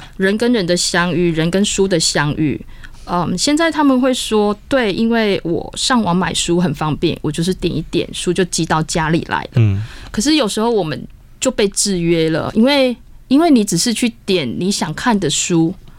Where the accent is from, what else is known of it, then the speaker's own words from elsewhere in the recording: Taiwan; 我们台湾人可能说不能种桑葚